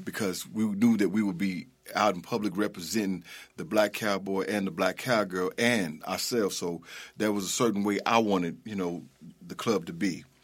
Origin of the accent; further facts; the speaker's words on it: Okmulgee, Oklahoma, United States; moved away as an adult; now in Memphis, United States; I'm originally from Oklahoma